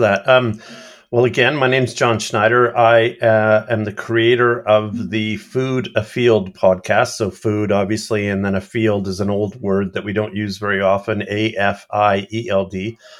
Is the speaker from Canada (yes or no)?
yes; Canada; I'm talking Canadian